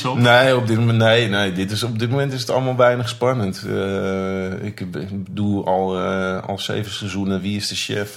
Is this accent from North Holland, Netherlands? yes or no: yes; Muiden, North Holland, Netherlands; ik kom uit de Muiden